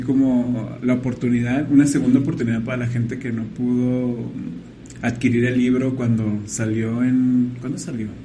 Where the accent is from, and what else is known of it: Mexico